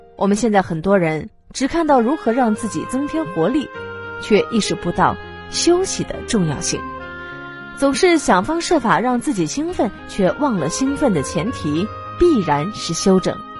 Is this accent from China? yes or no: yes; China; 我们中国人独有的文化理念、精神特质